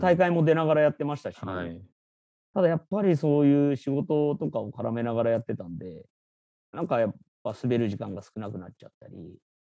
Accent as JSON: {"language": "Japanese", "region": "Tokyo", "country": "Japan", "tie": "born or raised there", "said": "東京生まれなんですけど"}